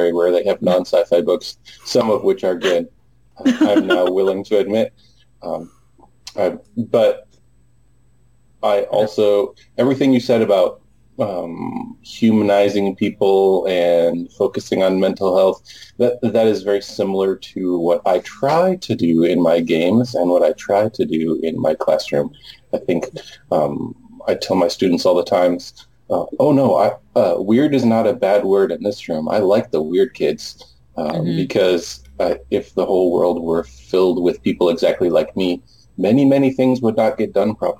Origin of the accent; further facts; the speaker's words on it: United States; I'm American